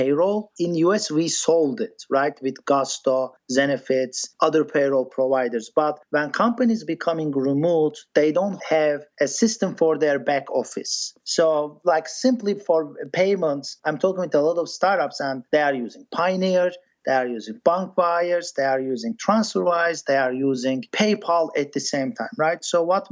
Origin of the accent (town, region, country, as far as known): Turkey; born or raised there; first language English; moved away as an adult; also born or lived in Boston, United States; now in Silicon Valley, United States